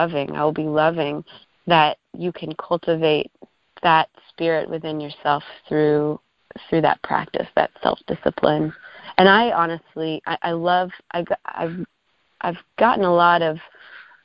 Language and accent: English; Arlington, Virginia, United States; I grew up in Arlington and lived in a condo for a lot of my childhood, you know, like right across the street from Bolston Mall.